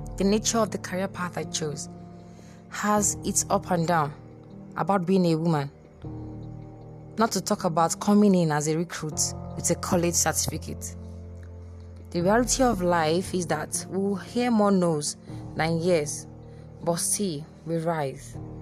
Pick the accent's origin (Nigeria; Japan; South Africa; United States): Nigeria; I'm a Nigerian Navy personnel in the making.